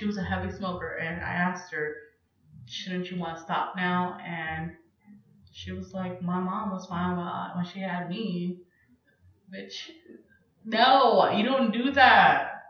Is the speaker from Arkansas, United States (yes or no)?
no; California, United States; now in Texas, United States